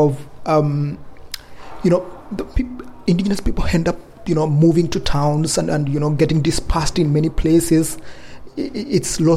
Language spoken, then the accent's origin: English; Kenya; I come from Kenya, and I come from Endorois people.